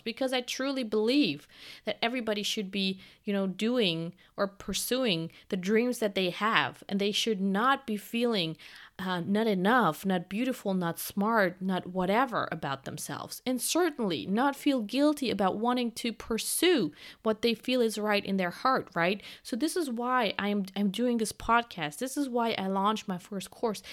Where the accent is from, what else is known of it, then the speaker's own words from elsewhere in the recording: Germany; I'm from Germany